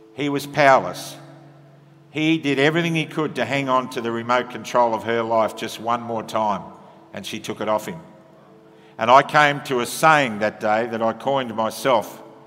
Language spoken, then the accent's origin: English; Australia; Comes with being an Aussie.